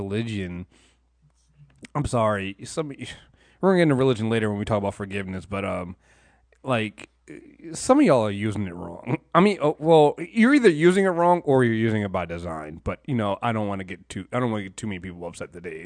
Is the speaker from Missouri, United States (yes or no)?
no; Charles County, Maryland, United States; I grew up in Charles County